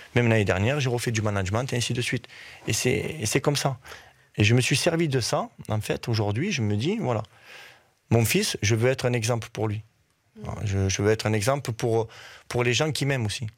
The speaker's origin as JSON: {"language": "French", "town": "Uzès", "region": "Occitania", "country": "France", "tie": "born or raised there", "also_born_or_lived": "Nîmes", "moved": "as an adult", "lives_now": "Virton, Belgium", "said": "ma, ville où j'habitais quand j'étais jeune à Uzès"}